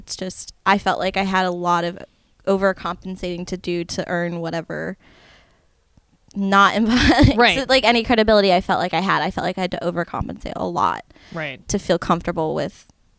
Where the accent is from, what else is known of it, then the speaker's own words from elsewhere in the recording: Las Vegas, Nevada, United States; also born or lived in Henderson, Nevada; now in Seattle, United States; I grew up in Las Vegas